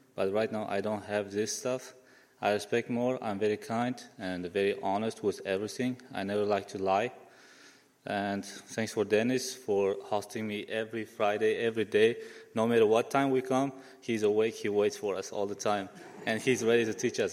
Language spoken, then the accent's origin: English; Uzbekistan; moved away; I'm from Uzbekistan